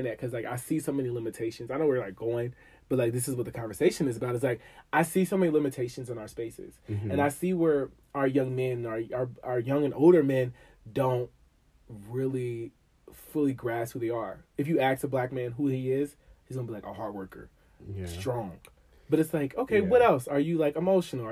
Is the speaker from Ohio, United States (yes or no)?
yes; Dayton, Ohio, United States; moved away as an adult; now in Washington, D.C. area, United States; I'm from Dayton, Ohio